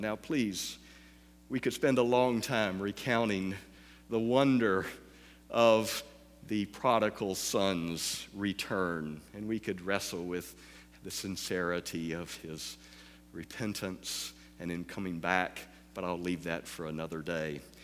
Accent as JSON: {"language": "English", "region": "the South", "country": "United States", "said": "I'm from the South"}